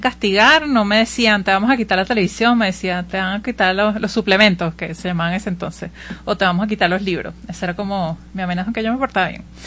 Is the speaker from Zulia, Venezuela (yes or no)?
no; Caracas, Capital District, Venezuela; yo soy de Caracas